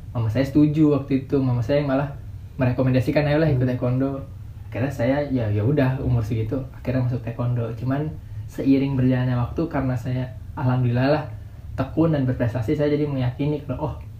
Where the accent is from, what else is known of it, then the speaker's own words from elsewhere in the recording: Bekasi, West Java, Indonesia; Saya dari Bekasi